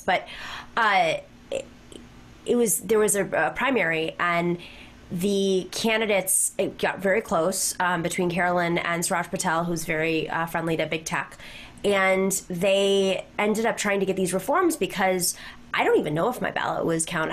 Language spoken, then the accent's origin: English; Lancaster, New York, United States; I'm from Lancaster, New York